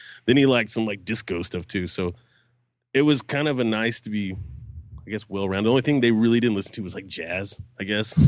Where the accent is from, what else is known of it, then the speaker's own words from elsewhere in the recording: Albuquerque, New Mexico, United States; born there; also born or lived in Texas / tri-state area; Okay, I was born in Albuquerque, New Mexico